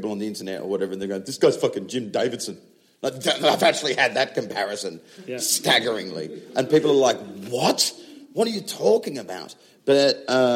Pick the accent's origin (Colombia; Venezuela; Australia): Australia; now in England; I'm an Australian that does comedy in England